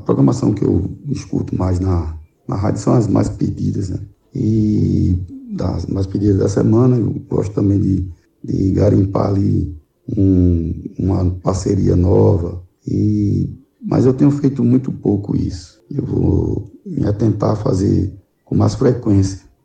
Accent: Igarassu, Pernambuco, Brazil; sou aqui de Garaçu, Pernambuco, cidade aqui a 50 quilômetros da capital Recife

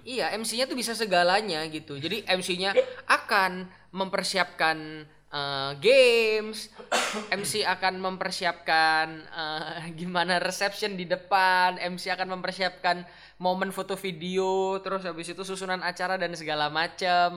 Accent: Bali, Indonesia; now in Surabaya, Indonesia; aku kan bukan dari Surabaya basically maksudnya aku gede di Bali ya kan Bali

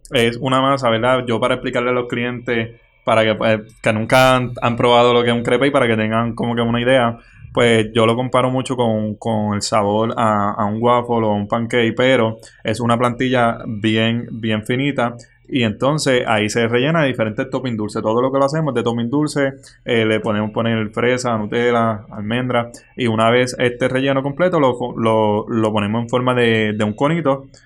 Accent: Florida, Puerto Rico; yo actualmente tengo 22 años y soy de Florida, Puerto Rico.

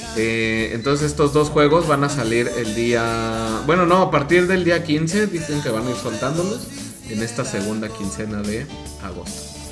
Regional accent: Mexico; nosotros como mexicanos

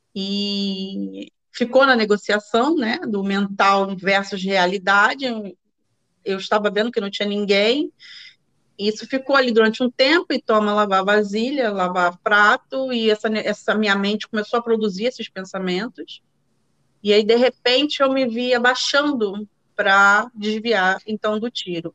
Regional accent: Rio de Janeiro, Brazil; moved away as an adult; now in Netherlands; moro na Holanda hoje, sou carioca, nascida em Ipanema, moradora do Engenho de Dentro

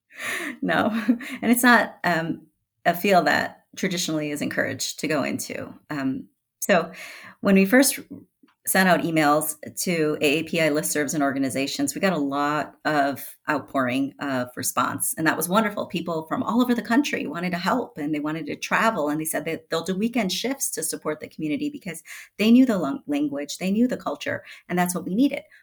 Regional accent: Chicago, Illinois, United States; now in Colorado, United States; I had grown up in Chicago

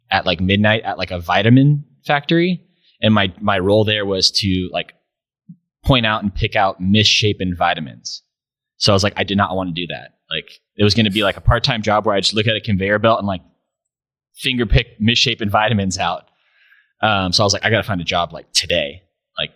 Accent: Grass Valley, California, United States; I was from Grass Valley

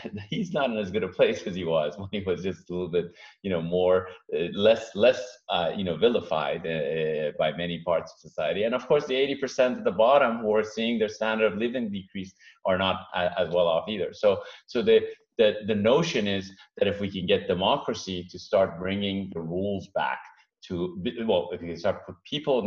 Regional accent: Iran; now in United States; I'm an immigrant myself, first generation. My parents picked this country, the U.S., because of the Constitution and the rules and democracy. I came from Iran

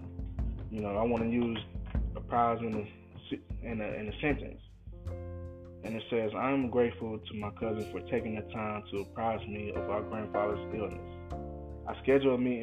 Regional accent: United States; me being an American and living my life

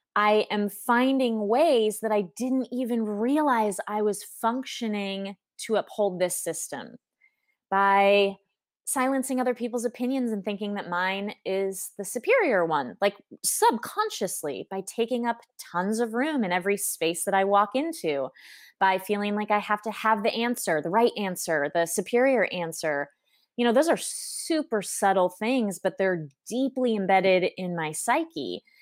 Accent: Southern California, United States; moved away as an adult; also born or lived in New York City; now in Paris, France; growing up in Southern California

